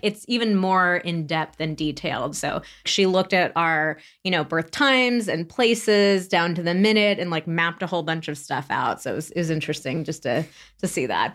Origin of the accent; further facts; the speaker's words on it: Santa Barbara, California, United States; moved away; also born or lived in San Francisco; I am thirty-nine and from Santa Barbara, California, which we just moved back to last year